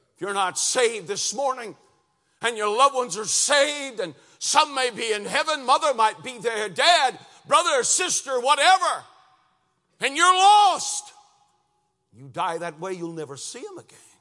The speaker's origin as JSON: {"language": "English", "town": "Lansing", "region": "Michigan", "country": "United States", "tie": "born or raised there", "moved": "as an adult", "lives_now": "Cincinnati, United States", "said": "we moved from Lansing, Michigan to near Cincinnati, Ohio. Three hundred and thirty miles away from where my wife was born and where I'd grown up"}